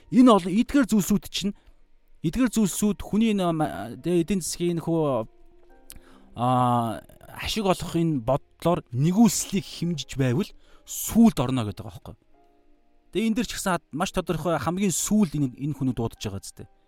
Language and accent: Mongolian; Mongolia; born or raised there